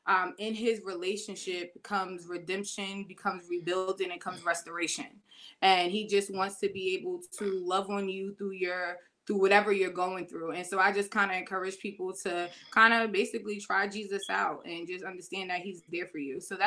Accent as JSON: {"language": "English", "town": "Vauxhall", "region": "New Jersey", "country": "United States", "tie": "born or raised there", "also_born_or_lived": "Maplewood, New Jersey", "lives_now": "Bloomfield, United States", "said": "I'm from Vauxhall, New Jersey. I grew up there. I was raised there until about 20"}